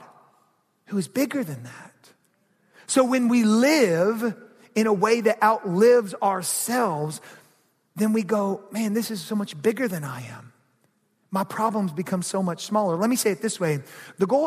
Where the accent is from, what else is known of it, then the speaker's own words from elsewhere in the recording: Georgia, United States; I grew up in Georgia